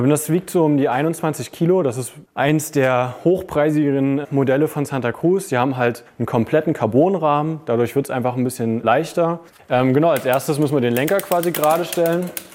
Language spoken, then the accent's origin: German; Saxony-Anhalt, Germany; moved away as an adult; damals noch in meiner Heimat in Aachen, Sachsen-Anhalt